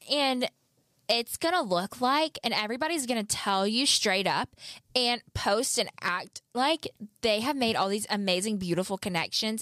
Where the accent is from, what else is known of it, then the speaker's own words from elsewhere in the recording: the South, United States; accent: southern; I am from the South